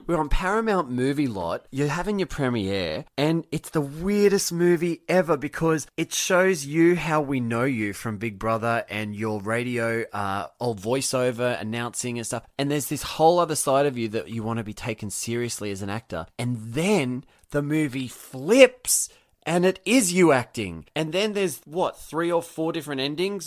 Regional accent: Wyong, New South Wales, Australia; moved away as an adult; now in America; Wyong, my hometown

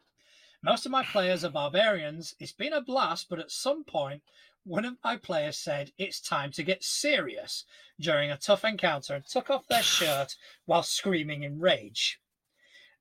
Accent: Spain; now in United Kingdom; I grew up in Spain.

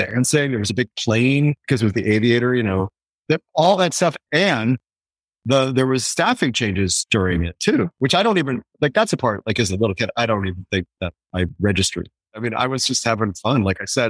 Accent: outside Chicago, Illinois, United States; Chicago, where I grew up outside Chicago

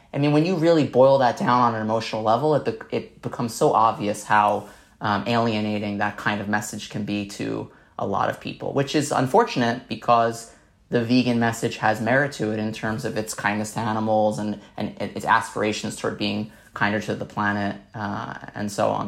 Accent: New York City, New York, United States; I grew up in Staten Island, New York

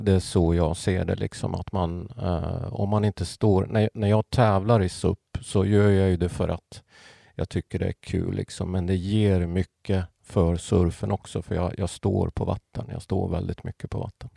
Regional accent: Pajala, Norrbotten County, Sweden; moved away; uppväxt i Pajala

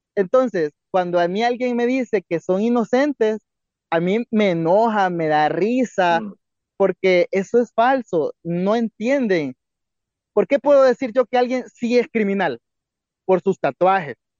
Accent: El Salvador; como salvadoreños podemos ver

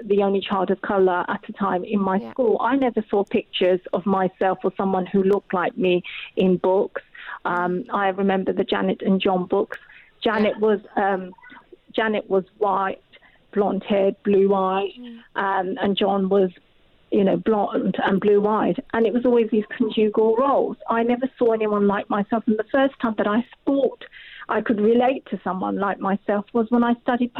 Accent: Rochester, South East England, United Kingdom; also born or lived in Bangladesh; My family were the only family of colour on the street we lived in Rochester, in Kent

